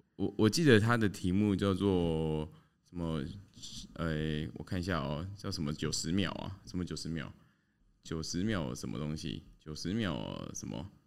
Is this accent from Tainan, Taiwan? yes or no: yes; Tainan, Taiwan; moved away as an adult; now in Hsinchu, Taiwan; 我自己是台南出生的嘛